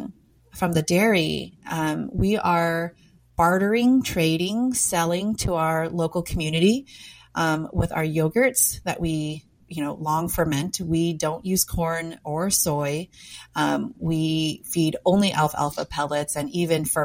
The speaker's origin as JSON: {"language": "English", "country": "United States", "tie": "born or raised there", "said": "I was born and raised in America, but because of my background, my parents were immigrants"}